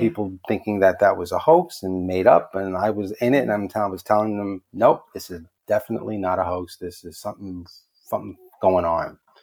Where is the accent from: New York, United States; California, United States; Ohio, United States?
New York, United States; New York City; I'm from the Bronx in New York